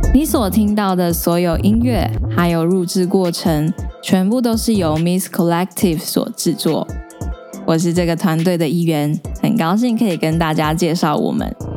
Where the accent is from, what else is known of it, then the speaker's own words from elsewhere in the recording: Taiwan; 关于客家人这件事情，我其实从小呃在学校里，大家就是一周会有一堂母语课，那母语课就是教所谓的台语。所以那时候我们都会学一些台湾罗马拼音。